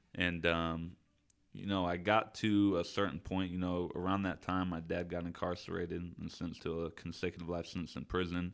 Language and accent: English; Citrus Heights, California, United States; I grew up mainly Citrus Heights, Fairhopes, Orangeville area